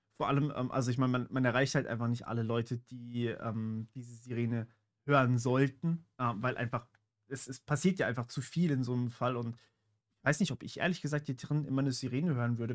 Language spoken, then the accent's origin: German; Baden-Württemberg, Germany; ich bin in Baden-Württemberg aufgewachsen